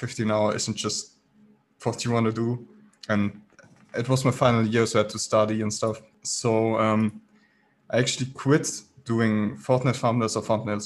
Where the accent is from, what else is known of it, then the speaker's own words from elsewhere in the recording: Baden-Württemberg, Germany; I'm from Germany, so I started within the German business